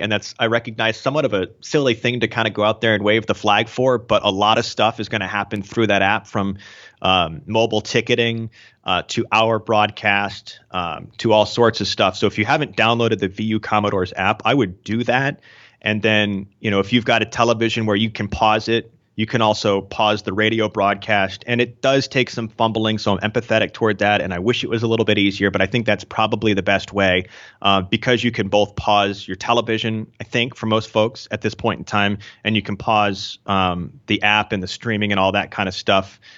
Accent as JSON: {"language": "English", "area": "just outside of Portland", "region": "Maine", "country": "United States", "tie": "born or raised there", "said": "I grew up in Maine, uh, just outside of Portland"}